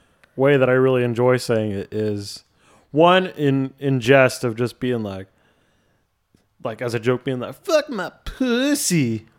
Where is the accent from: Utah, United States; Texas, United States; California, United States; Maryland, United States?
Maryland, United States; Baltimore; I'm from Baltimore, Maryland, just like this band that we're going to talk about today.